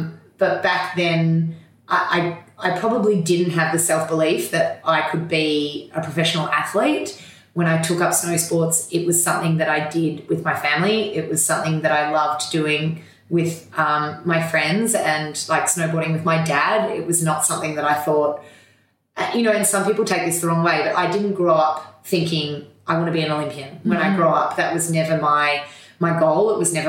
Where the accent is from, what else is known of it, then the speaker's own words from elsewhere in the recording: Melbourne, Victoria, Australia; Oh, I'm a Melbourne girl, so born and bred, and grew up in a super active, sporty family.